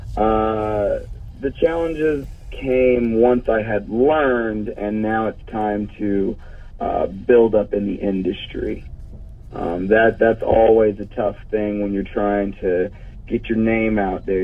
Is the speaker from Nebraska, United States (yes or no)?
no; Douglasville, Georgia, United States; in Douglasville, Georgia, my hometown